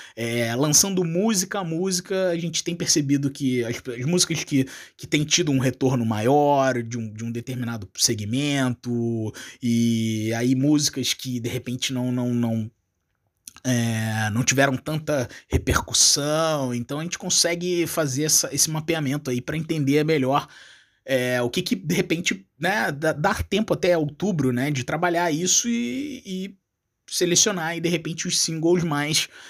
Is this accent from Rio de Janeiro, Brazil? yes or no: yes; Rio de Janeiro, Brazil; moved away as an adult; now in Uruguay; eu sou do Rio de Janeiro, né? Mas atualmente eu, eu, eu trabalho no Uruguai